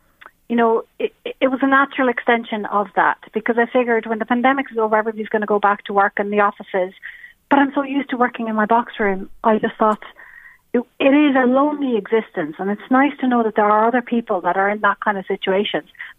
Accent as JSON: {"language": "English", "town": "Helsinki", "region": "Uusimaa", "country": "Finland", "second_language": "English", "said": "Well, we've kind of lived all over Finland, but what we nowadays say is that we're from Helsinki and Espoo area, so the capital city area."}